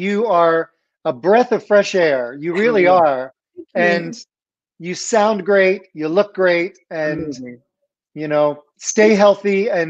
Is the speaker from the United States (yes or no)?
yes; Philadelphia, Pennsylvania, United States; I grew up in Philadelphia